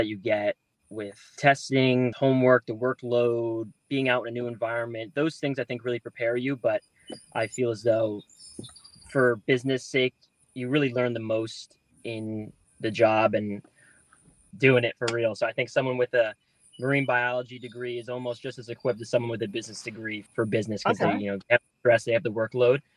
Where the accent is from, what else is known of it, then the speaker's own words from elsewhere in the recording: Toms River, New Jersey, United States; moved away; also born or lived in Florida; from Toms River, New Jersey